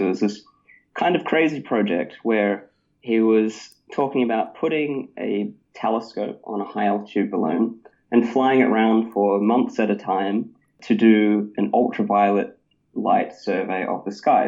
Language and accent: English; Christchurch, Canterbury, New Zealand; I grew up in Christchurch, New Zealand